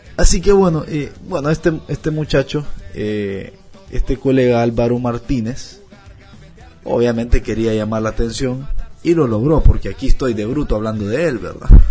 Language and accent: Spanish; Honduras; como hondureño